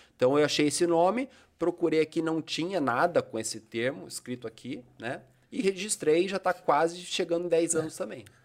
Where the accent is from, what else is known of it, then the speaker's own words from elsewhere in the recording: Brazil; also born or lived in Bituruna; como a minha cidade natal é aqui